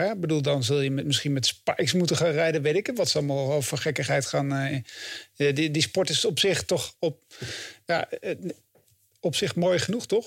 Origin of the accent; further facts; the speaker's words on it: Achterhoek, Gelderland, Netherlands; moved away; ik kom uit de Achterhoek oorspronkelijk